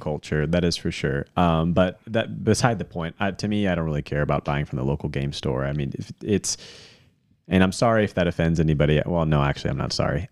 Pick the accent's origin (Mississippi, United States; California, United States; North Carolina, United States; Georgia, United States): North Carolina, United States; Hickory; I grew up in Hickory, North Carolina